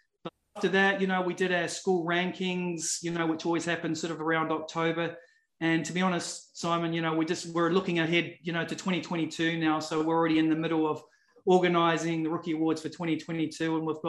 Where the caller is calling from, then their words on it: Adelaide, South Australia, Australia; I'm dialing in from South Australia. So for those people that haven't been to Australia before, I'm in a city called Adelaide.